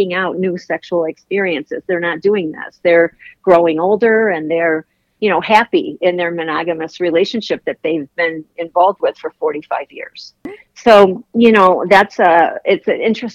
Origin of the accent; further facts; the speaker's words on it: Chicago, Illinois, United States; also born or lived in Virginia; now in Florida, United States; I'm from Chicago. I live in Florida